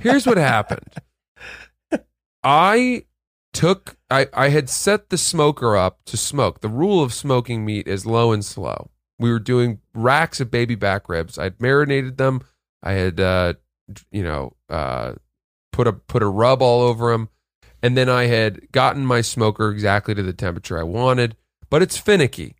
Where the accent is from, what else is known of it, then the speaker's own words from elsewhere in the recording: Maine, United States; now in New York, United States; I grew up in Maine